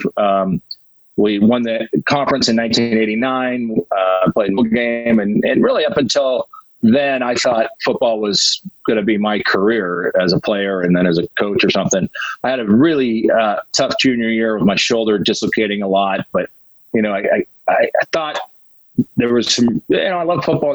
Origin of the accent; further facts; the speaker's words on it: Glendale, California, United States; I grew up in Glendale